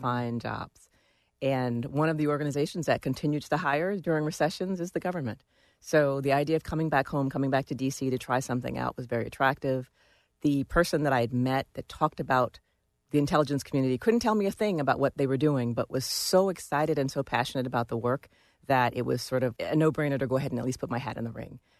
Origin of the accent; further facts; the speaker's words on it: Washington, District of Columbia, United States; I grew up here in Washington, D C